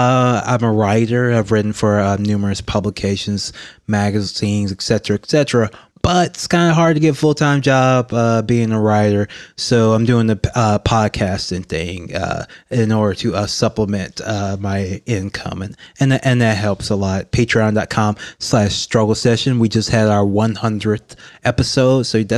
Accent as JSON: {"language": "English", "town": "Baton Rouge", "region": "Louisiana", "country": "United States", "said": "I'm from Baton Rouge, Louisiana. I've always been interested in politics because I'm a black man from Louisiana"}